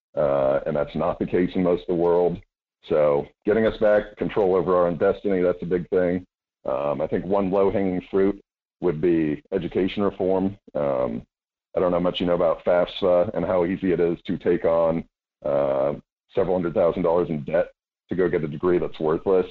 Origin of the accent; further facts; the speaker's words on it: Homer and Wasilla, Alaska, United States; also born or lived in Anchorage, Alaska / Idaho; I was born in Anchorage, grew up uh, between Homer and Wasilla